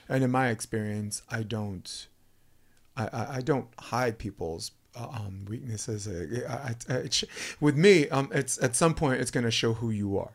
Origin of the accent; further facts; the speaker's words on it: New York City, New York, United States; moved away as an adult; I'm a kid from Brooklyn